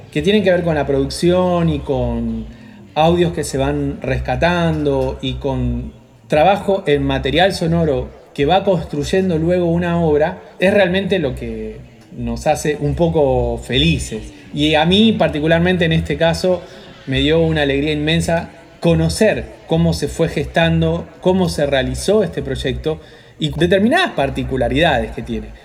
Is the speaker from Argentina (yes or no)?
yes; Argentina; nosotros como argentinos